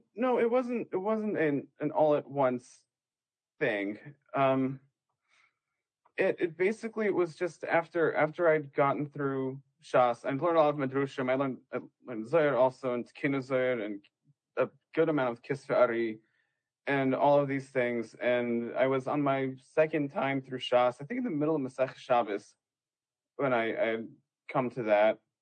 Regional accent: Western Washington, United States; moved away; I'm from Western Washington

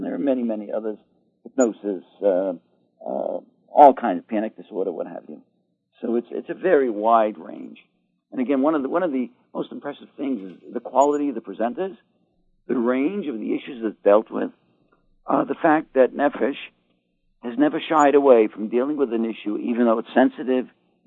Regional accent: Boston, Massachusetts, United States; moved away; also born or lived in New York; I come from Boston

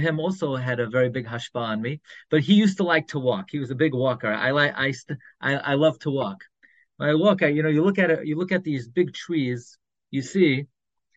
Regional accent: New York City, New York, United States; now in Five Towns (Cedarhurst), United States; When I grew up in Flatbush, I grew up on M and 31st

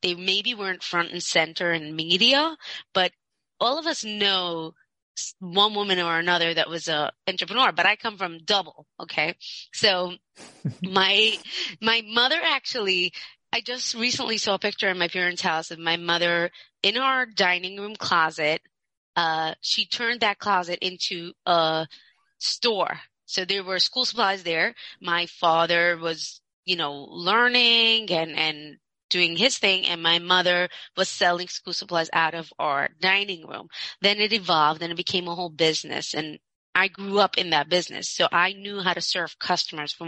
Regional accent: Monsey, New York, United States; I grew up in Muncie, very from ultra-Orthodox community, Hasidic

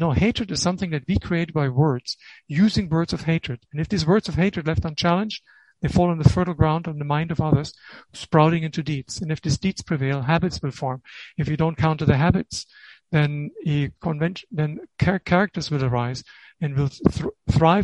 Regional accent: Germany; moved away as an adult; also born or lived in Israel; I'm from Germany.

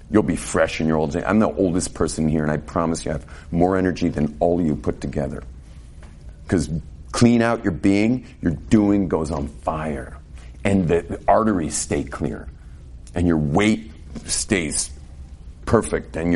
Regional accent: California, United States; born there; may realize from my English that I wasn't raised exactly like you. Without going into detail, but I was born in California and I have a very different background.

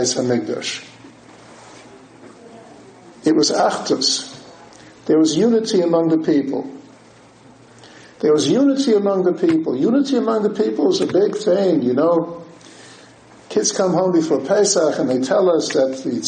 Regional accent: Newark, New Jersey, United States; growing up in Newark, New Jersey, in the Reform temples, the conservative temples

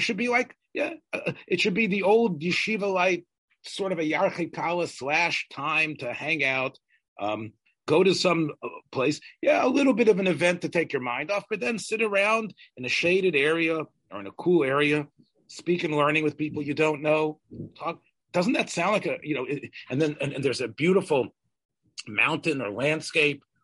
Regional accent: the South, United States; I'm from the South

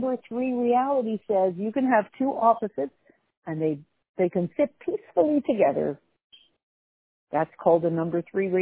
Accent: Canada; I'm from Canada

